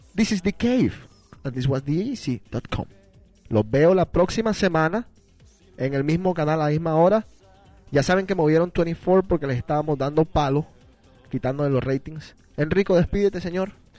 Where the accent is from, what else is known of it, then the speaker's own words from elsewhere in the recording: Barranquilla, Atlántico, Colombia; somos nosotros, nacidos en Barranquilla, Colombia